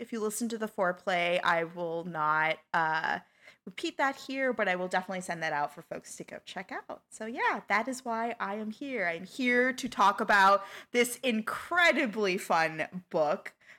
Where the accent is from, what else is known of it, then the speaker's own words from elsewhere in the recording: United States; growing up in the United States